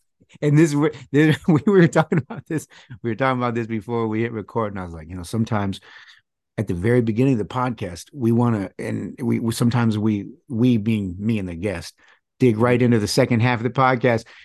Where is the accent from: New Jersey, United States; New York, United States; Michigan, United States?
Michigan, United States; I was born and raised in Michigan